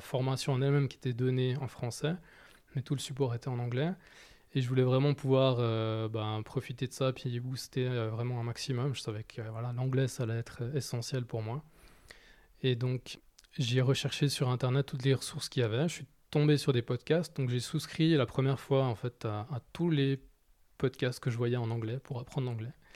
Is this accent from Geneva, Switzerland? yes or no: yes; Geneva, Switzerland; j'ai grandi à Genève